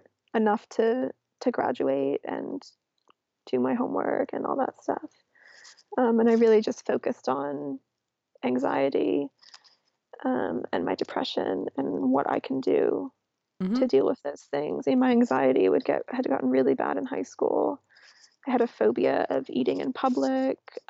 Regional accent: New York City, New York, United States; moved away as an adult; also born or lived in London; growing up in New York City

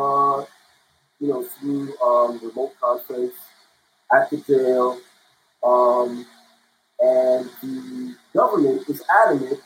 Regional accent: United States; also born or lived in Germany; I was here since 2 years old, since 2 months

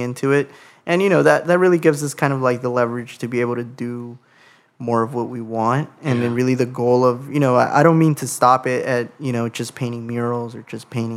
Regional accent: Los Angeles, California, United States; growing up in Sylmar

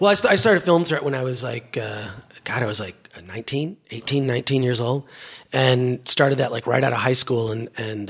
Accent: Detroit, Michigan, United States; growing up in Detroit

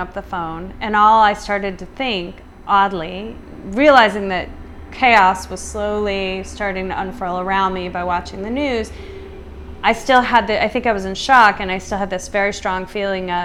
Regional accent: United States; also born or lived in New York City; as an American

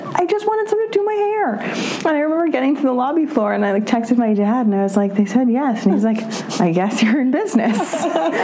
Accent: New York City, New York, United States; I grew up on the Upper East Side

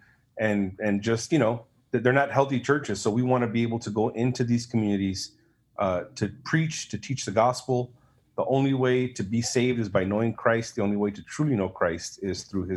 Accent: Los Angeles, California, United States; moved away as an adult; I was raised in Huntington Park, Watts, South Central

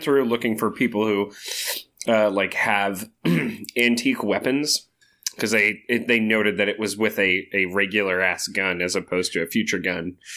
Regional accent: Chico, California, United States; I was born in Chico, California

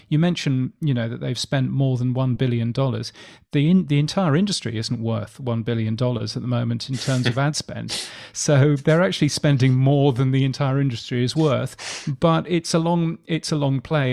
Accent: United Kingdom; moved away as an adult; now in Australia; You can tell that I'm a Brit

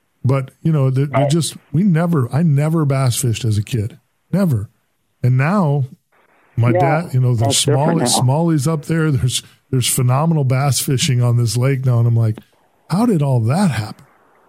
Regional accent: Lake Winnebago, central Wisconsin, United States; I grew up in Wisconsin, which is what led me to that kind of that question. I grew up in central Wisconsin. I actually grew up on Lake Winnebago

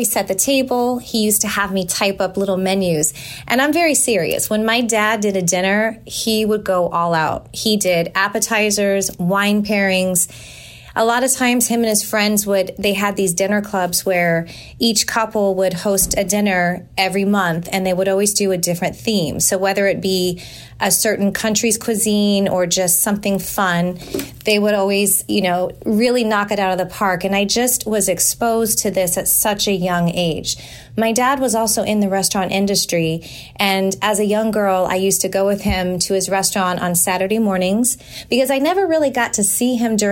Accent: San Jose, California, United States; moved away as an adult; also born or lived in Walnut Creek, California; now in Tampa, United States; I moved to San Jose

